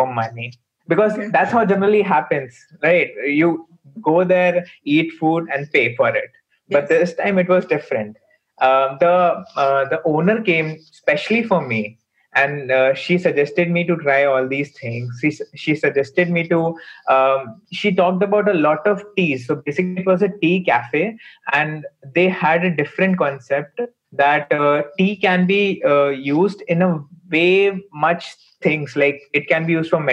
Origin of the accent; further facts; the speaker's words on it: Lucknow, Uttar Pradesh, India; this is the place I grew up. It's my hometown.